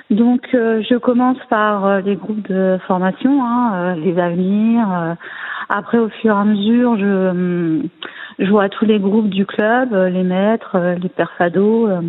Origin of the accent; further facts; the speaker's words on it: Tours, Centre-Val de Loire, France; born there; Alors, je suis née à Tours, hein, dans cette belle ville.